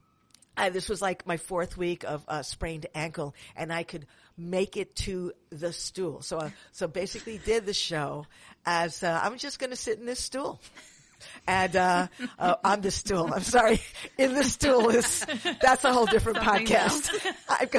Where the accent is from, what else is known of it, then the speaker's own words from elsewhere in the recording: New York City, New York, United States; now in San Francisco, United States; I'm from Manhattan, but I live in San Francisco now